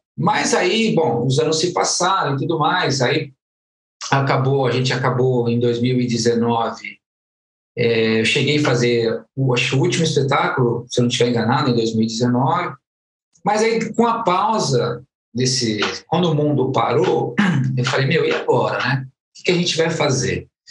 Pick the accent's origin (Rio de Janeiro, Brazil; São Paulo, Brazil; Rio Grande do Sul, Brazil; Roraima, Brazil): São Paulo, Brazil; Guarulhos; nasci em São Paulo, mas toda a vida morei em Guarulhos.